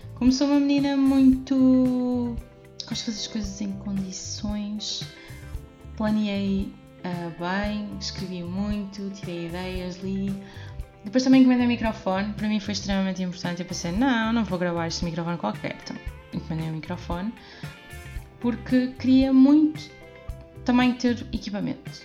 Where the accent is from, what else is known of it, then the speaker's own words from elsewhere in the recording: Porto, Norte, Portugal; moved away as an adult; now in Oliveira de Azeméis, Portugal; nasci no Porto, moro neste momento em Alvegaria Velha